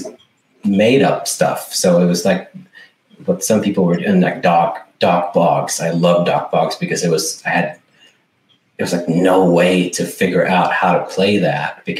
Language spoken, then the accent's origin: English; Sweden; English is a second language; also born or lived in United States; I'm from Sweden